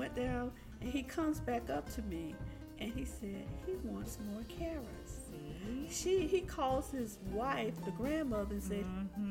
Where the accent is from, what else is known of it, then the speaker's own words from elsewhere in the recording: Orlando, Florida, United States; I was born and raised in Orlando